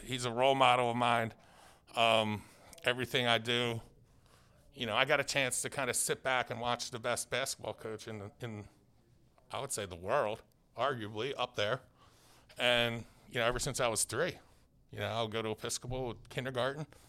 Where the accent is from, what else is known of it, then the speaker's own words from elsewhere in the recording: Philadelphia, Pennsylvania, United States; I grew up literally in Philadelphia